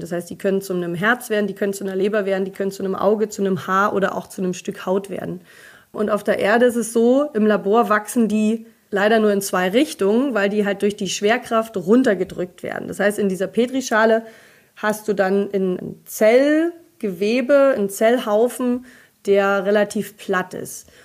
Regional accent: East Germany, Germany; ich bin ja in Ostdeutschland geboren

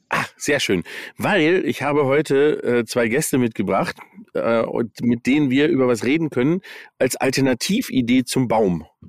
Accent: United States; moved away; ich bin in den USA aufgewachsen. Ähm, das heißt also, ich habe Englisch irgendwie mal als Kind gelernt

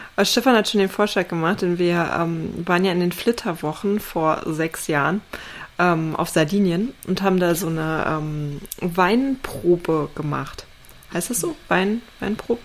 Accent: East Germany, Germany; ich bin ja in, in Ostdeutschland aufgewachsen, ne? ehemalige DDR

